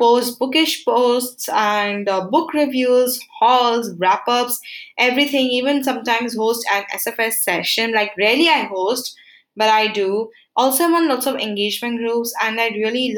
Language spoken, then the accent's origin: English; Uttarakhand, India; moved away; also born or lived in Goa; I'm from Uttarakhand